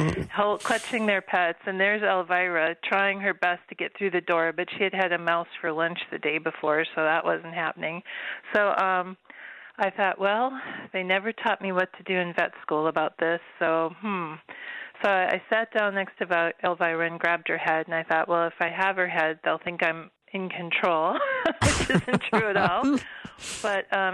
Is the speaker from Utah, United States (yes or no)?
no; Watertown, Minnesota, United States; I grew up on a farm in Watertown, Minnesota